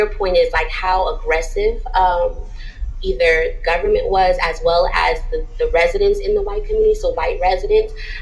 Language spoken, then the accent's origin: English; Charleston, South Carolina, United States; growing up in Charleston, I remember I moved to like the College Park Latin area